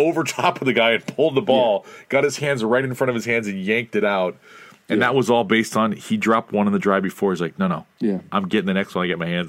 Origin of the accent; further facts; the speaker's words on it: East Coast, United States; moved away; also born or lived in California; West Coast for the last 18 years in California, so this was the first year in a long time. I grew up on the East Coast